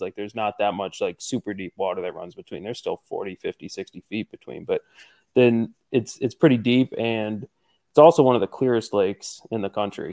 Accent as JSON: {"language": "English", "region": "Northeastern Pennsylvania", "country": "United States", "said": "I'm from Northeastern Pennsylvania"}